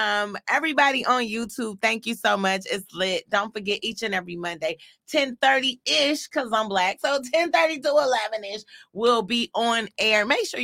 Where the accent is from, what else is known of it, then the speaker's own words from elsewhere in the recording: Detroit, Michigan, United States; I'm a true Detroiter. I'm from Joy Road.